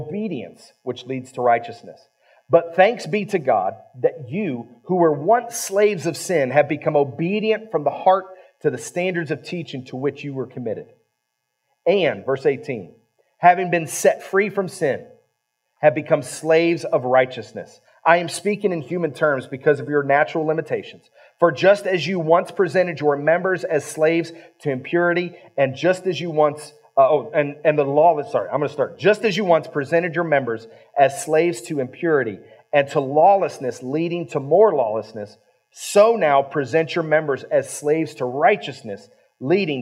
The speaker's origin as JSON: {"language": "English", "region": "Ohio", "country": "United States", "tie": "born or raised there", "moved": "yes", "lives_now": "West Virginia, United States", "said": "I was raised in Ohio"}